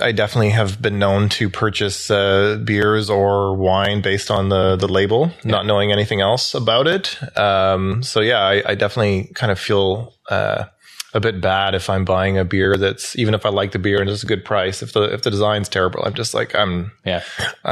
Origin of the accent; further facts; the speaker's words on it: Ottawa Valley, Ontario, Canada; also born or lived in Toronto, Canada / Montreal, Canada / United Kingdom; now in Ottawa, Canada; I grew up in the Ottawa Valley, so like an hour west of here.